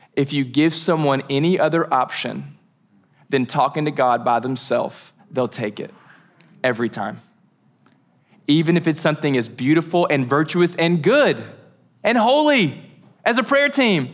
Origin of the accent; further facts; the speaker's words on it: United States; We're so American.